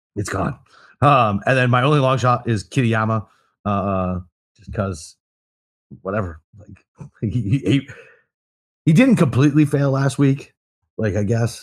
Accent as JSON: {"language": "English", "country": "United States", "said": "I'm fucking American"}